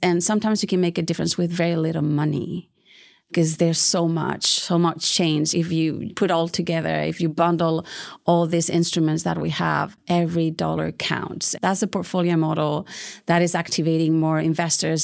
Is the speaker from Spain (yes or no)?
yes; Bilbao, Basque Country, Spain; now in Houston, United States; So I'm from Spain. I'm originally from Bilbao.